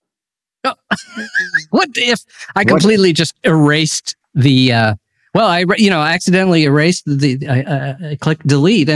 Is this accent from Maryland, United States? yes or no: yes; Maryland, United States; I did grow up in Maryland, so it's a border